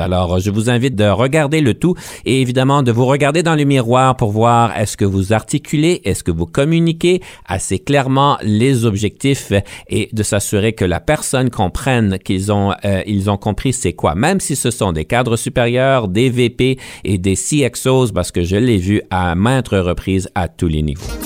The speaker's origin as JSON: {"language": "French", "region": "Ontario", "country": "Canada", "said": "on est franco-ontarien, donc on comprend l'anglais"}